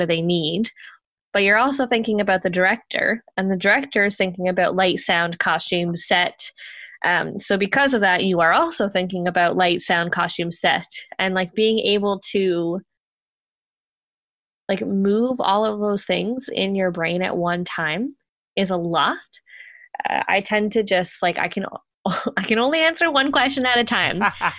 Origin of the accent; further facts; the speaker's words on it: Ontario, Canada; Oh, thanks. Technically, I'm from Ontario, so...